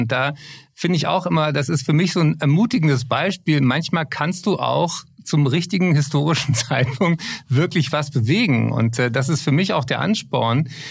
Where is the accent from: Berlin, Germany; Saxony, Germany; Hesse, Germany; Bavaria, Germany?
Berlin, Germany; Berlin, meine Heimatstadt